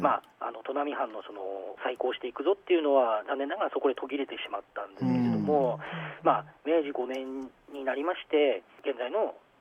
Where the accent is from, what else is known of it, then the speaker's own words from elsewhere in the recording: Morioka, Iwate, Japan; moved away as an adult; also born or lived in Aomori Prefecture; now in Misawa, Japan; 私は出身が岩手県の盛岡市になってまして